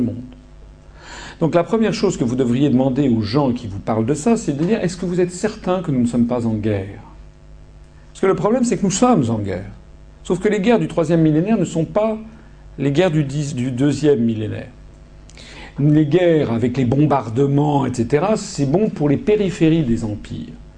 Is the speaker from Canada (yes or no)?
no; France